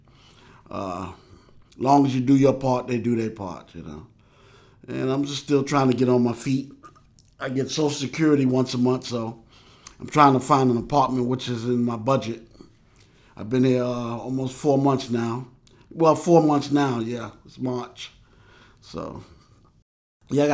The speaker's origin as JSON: {"language": "English", "town": "New York City", "region": "New York", "country": "United States", "tie": "born or raised there", "also_born_or_lived": "Harlem / Bronx / Michigan", "moved": "as an adult", "lives_now": "Charleston, United States", "said": "growing up in New York"}